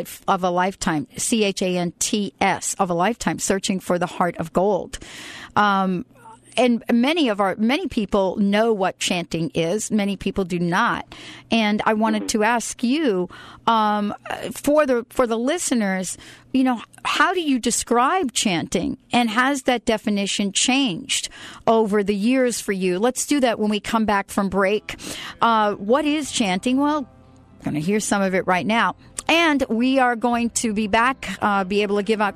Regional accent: New York, United States; I'm from New York

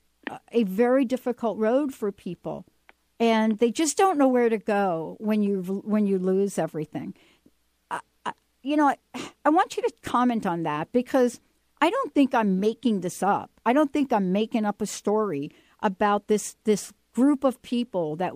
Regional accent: New York City, New York, United States; I'm from the Bronx

